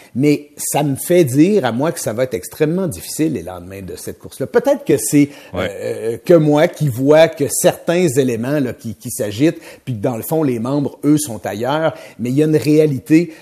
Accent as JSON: {"language": "French", "town": "Trois-Rivières", "region": "Quebec", "country": "Canada", "said": "Moi, je viens de Trois-Rivières"}